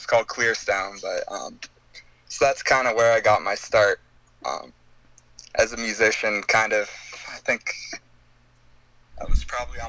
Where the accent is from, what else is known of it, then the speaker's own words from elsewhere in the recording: southern Ontario, Canada; also born or lived in Toronto / Hamilton; I was born in Toronto. And I kind of moved around Ontario, well, I guess more southern Ontario, for a few years.